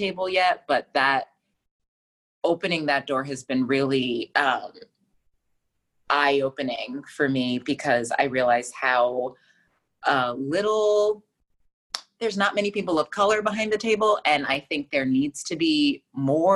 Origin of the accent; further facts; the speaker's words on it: Fort Lauderdale, Florida, United States; moved away as an adult; also born or lived in Buffalo; now in New York City, United States; I'm from Fort Lauderdale, Florida